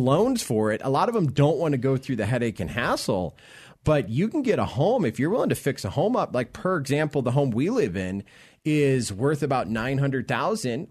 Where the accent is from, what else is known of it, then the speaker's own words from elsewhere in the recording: Florida, United States; now in Colorado, United States; I'm originally from Florida